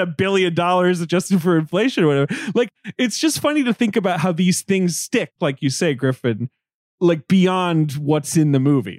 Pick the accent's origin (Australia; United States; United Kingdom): United Kingdom; moved away; I grew up in Britain